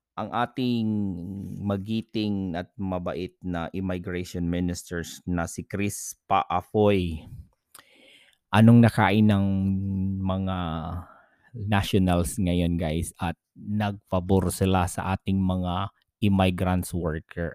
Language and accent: Tagalog; Philippines; now in New Zealand; mga Pilipinong OFW